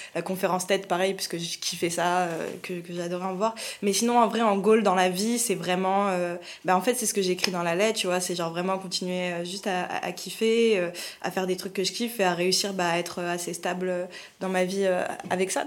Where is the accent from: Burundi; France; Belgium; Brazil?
France; je suis française et, d'origine algérienne